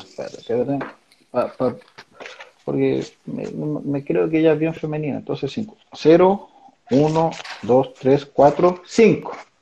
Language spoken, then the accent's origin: Spanish; San Esteban, Valparaíso, Chile; moved away as an adult; also born or lived in Mexico; de, de San Esteban, donde yo crecí